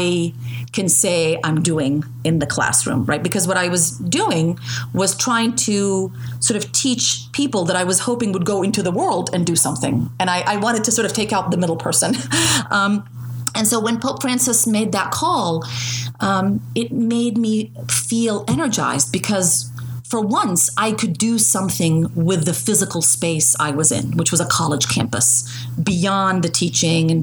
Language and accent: English; Jordan; moved away; I was born in Jordan to Palestinian parents who became refugees in 1967